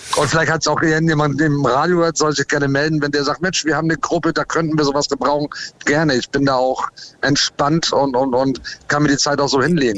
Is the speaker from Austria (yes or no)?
no; United States; also born or lived in Ahrensburg, Schleswig-Holstein, Germany; now in Germany; ich bin in den USA groß geworden, weil ich Deutsch-Amerikaner bin